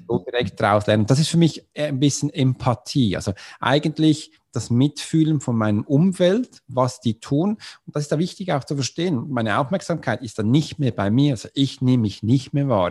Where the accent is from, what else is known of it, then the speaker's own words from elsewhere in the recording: Switzerland; Swiss ist für das Land, wo ich herkomme